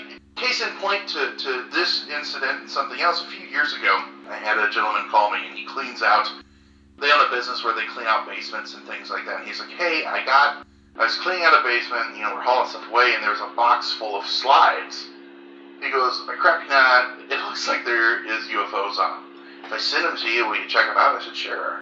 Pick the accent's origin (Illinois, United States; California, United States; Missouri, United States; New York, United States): Illinois, United States; Central; also born or lived in Chicago suburbs; now in Chicago, United States; I'm originally from Central Illinois. Now we both live, John's in the city, and I'm in a suburb about 5 minutes from the city.